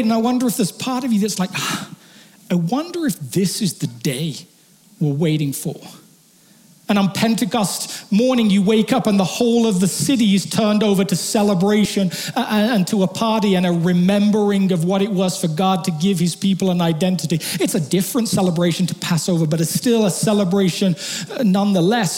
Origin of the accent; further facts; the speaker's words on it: England, United Kingdom; moved away; I'm not British, I'm English